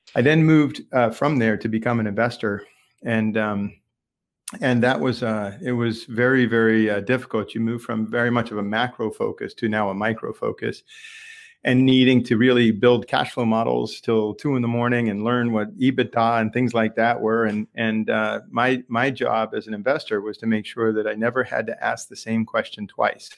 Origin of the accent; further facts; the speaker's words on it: Lexington, Massachusetts, United States; I'm a local. Uh, grew up in Lexington, Massachusetts